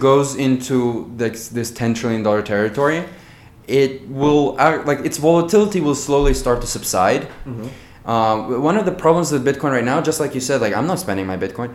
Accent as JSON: {"language": "English", "country": "Azerbaijan", "said": "I am from Azerbaijan"}